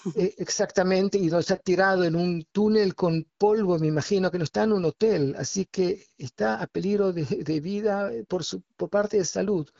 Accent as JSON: {"language": "Spanish", "country": "Argentina", "moved": "yes", "lives_now": "Israel", "said": "soy argentino y mi hijo también tiene nacionalidad argentina"}